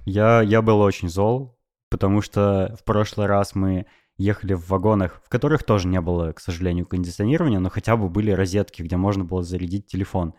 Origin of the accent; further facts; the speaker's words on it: Novosibirsk, Novosibirsk Oblast, Russia; moved away; also born or lived in Moscow; я переехал из Москвы в Новосибирск